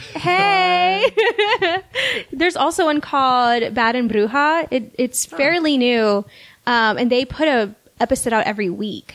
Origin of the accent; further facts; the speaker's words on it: South Texas, United States; So I grew up in South Texas